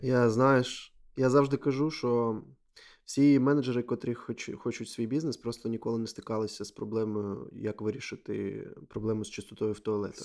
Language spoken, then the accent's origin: Ukrainian; Donetsk, Donetsk Oblast, Ukraine; я з Донецьку, і у мене війна з 14-го року там